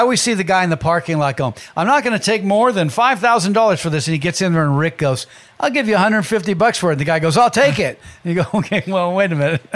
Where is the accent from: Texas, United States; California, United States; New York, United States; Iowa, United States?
California, United States; I was from California